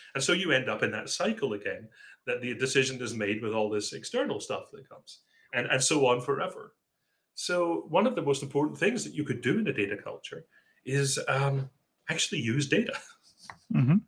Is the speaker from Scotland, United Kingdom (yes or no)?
yes; Scotland, United Kingdom; now in Seattle, United States; I was brought up in Scotland